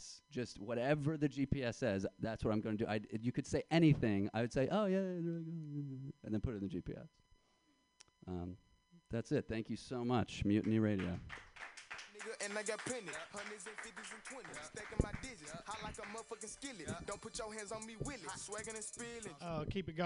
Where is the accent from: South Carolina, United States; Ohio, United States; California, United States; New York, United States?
New York, United States; Yonkers; now in Brooklyn, United States; I'm from Yonkers, New York